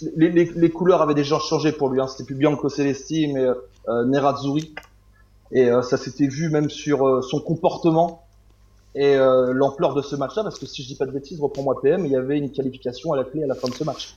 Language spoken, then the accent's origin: French; Normandy, France; je suis de Normandie